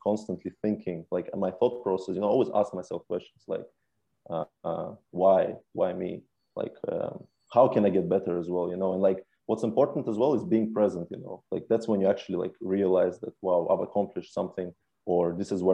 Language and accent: English; England, United Kingdom; moved away as an adult; now in Norway; growing up in England